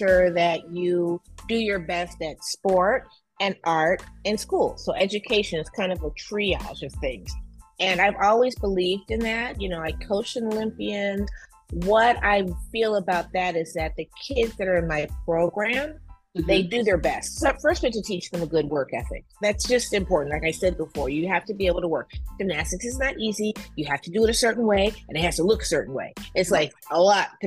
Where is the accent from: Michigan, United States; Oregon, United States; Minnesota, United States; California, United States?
Michigan, United States; Detroit; I'm also in Detroit, which is my hometown